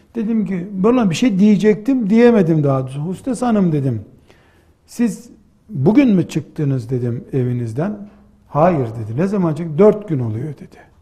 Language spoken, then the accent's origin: Turkish; Black Sea Region, Turkey; bizim yine Karadeniz deyimiyle